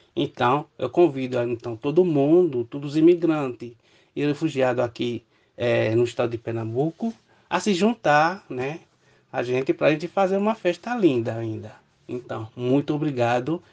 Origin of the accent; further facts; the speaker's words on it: Benin; Portuguese is a second language; moved away as an adult; now in Brazil; eu sou do Benin, país da África Ocidental